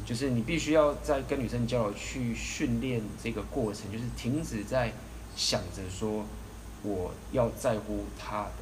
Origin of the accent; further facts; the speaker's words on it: Taiwan; 以我们台湾人的话，大部分都是safe很礼貌